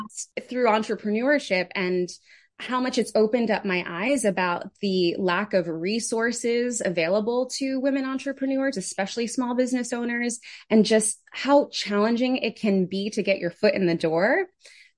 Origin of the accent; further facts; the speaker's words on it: New York City, New York, United States; also born or lived in Connecticut; now in Jersey City, United States; I grew up in the Bronx. So New York native, loud and proud.